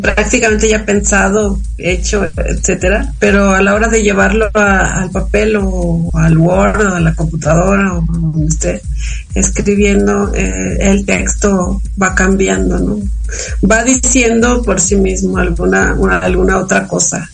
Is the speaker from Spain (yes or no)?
no; Ciudad Fernández, San Luis Potosí, Mexico; now in San Luis Potosí, Mexico; en mi pueblo, donde crecí, que es el refugio Ciudad Fernández, San Luis Potosí